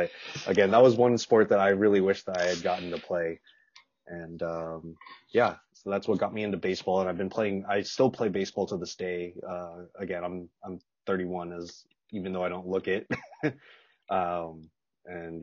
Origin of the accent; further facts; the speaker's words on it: Los Angeles, California, United States; also born or lived in Las Vegas; I was born in Los Angeles, then moved around a little bit, and then again moved back to LA when I was in sixth grade